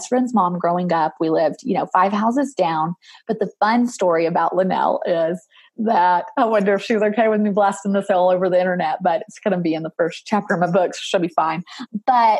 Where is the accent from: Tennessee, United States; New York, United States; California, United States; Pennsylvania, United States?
Tennessee, United States; Murfreesboro; I'm from Murfreesboro, which you might know, but I just say Nashville because it's easier.